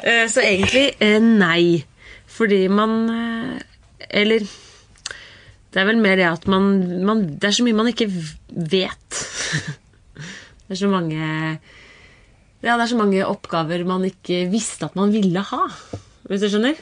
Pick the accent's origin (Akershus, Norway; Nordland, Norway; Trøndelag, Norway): Akershus, Norway; Kolbotn; jeg er eh, fra Kolbotn